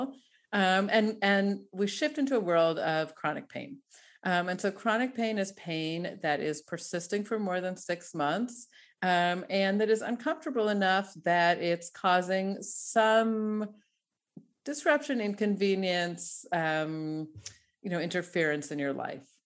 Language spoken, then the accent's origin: English; Denver, Colorado, United States; moved away as an adult; now in Tel Aviv, Israel; I'm Denver, uh, born, bred, and definitely a, a, a Broncos fan.